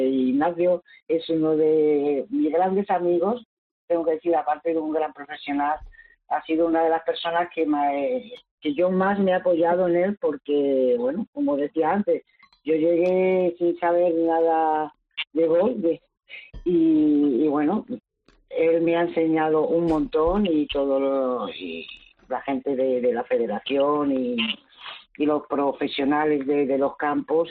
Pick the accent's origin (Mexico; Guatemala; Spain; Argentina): Spain; Madrid, Community of Madrid; moved away as an adult; now in Málaga, Spain; yo soy madrileña